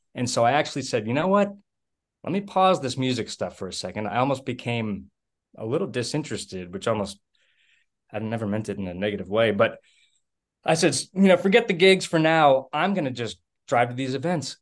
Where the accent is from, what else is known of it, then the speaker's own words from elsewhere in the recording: about 30 miles west of Boston, Massachusetts, United States; also born or lived in New Hampshire; now in Texas, United States; I grew up in the Northeast. I was originally from about 30 miles west of Boston